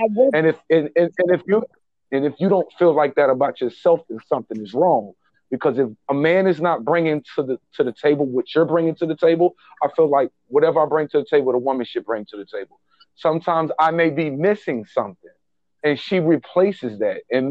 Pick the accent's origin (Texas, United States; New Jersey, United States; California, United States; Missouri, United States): Missouri, United States; Kansas City; I'm from Kansas City, Missouri. My born and raised my whole life